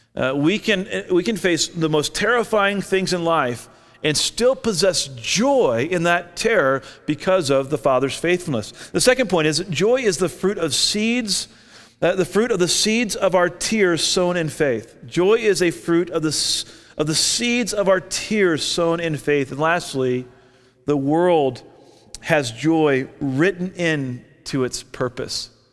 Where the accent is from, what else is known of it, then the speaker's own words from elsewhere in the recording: Orlando, Florida, United States; now in Albuquerque, United States; I grew up in Orlando.